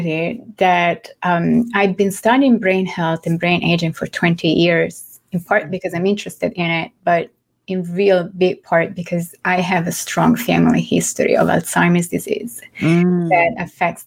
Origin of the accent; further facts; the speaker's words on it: Florence, Tuscany, Italy; accent: mix of Italian, French and English; English is a second language; moved away as an adult; now in New York City, United States; I am from Florence in Italy. So my accent is a mix of Italian, French, which is my second language, and, well, I guess English at this point.